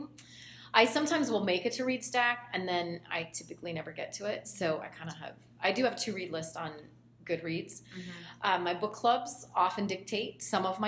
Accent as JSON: {"language": "English", "region": "California", "country": "United States", "tie": "born or raised there", "said": "Growing up in California, I spent my summers either at the pool or in the hammock in our backyard reading"}